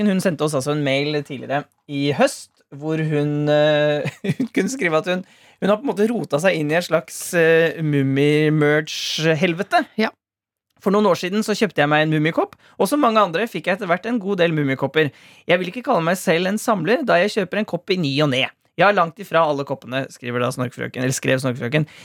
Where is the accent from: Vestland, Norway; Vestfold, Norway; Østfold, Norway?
Vestfold, Norway; Sandefjord; Jeg er jo fra Sandefjord! Hallo!